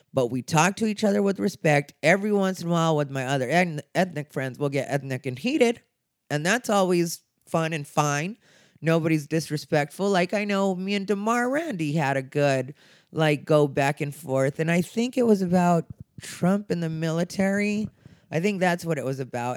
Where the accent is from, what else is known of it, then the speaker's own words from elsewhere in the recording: Arizona, United States; I'm gay, I'm Mexican, and I'm from Arizona.